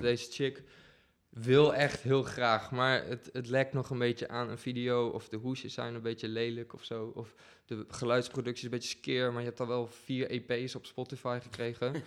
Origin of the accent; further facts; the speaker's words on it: Deventer, Overijssel, Netherlands; moved away as an adult; now in Utrecht, Netherlands; ik kom oorspronkelijk uit Deventer en ik woon hier nu dik zeven jaar